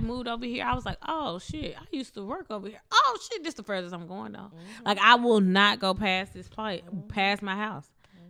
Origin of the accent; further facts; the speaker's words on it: Mississippi, United States; now in Houston, United States; But also, I'm from Mississippi